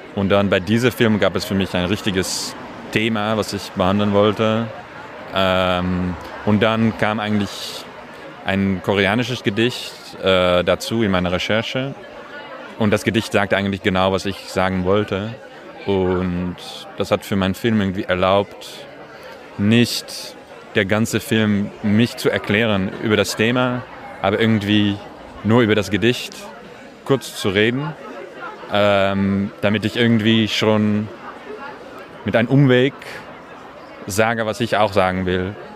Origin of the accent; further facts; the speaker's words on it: Amsterdam, North Holland, Netherlands; German is a second language; now in Paris, France; Ich komme aus Amsterdam und wohne in Paris